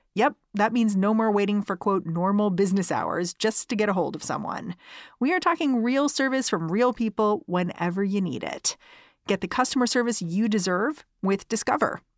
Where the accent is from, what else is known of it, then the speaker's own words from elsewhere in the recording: United States; as an American